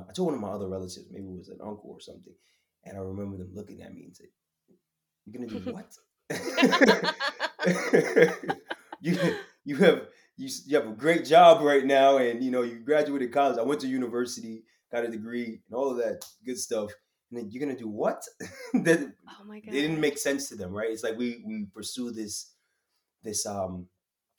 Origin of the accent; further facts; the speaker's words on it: New York City, New York, United States; I'm from Queens